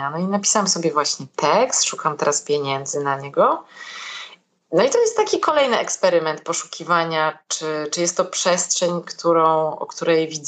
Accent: Katowice, Silesian Voivodeship, Poland; Ja jestem z Katowic.

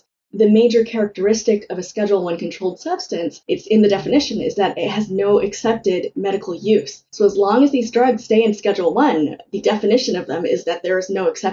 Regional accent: California, United States; I was born in California, but it was really soon after they came. And, growing up, all my relatives were slowly trickling

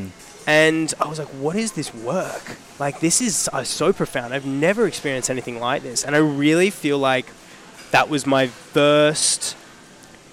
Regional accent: Sydney, New South Wales, Australia; moved away as an adult; now in Melbourne, Australia; I'm actually originally from Sydney

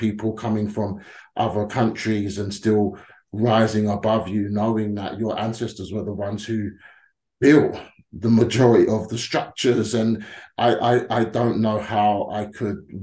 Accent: London, United Kingdom; us black Londoners

